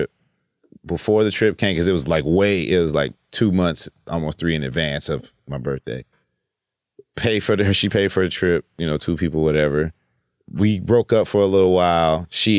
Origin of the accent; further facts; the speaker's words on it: West Coast, United States; he's, like, Mississippi, Chicago connections, and I'm from the West Coast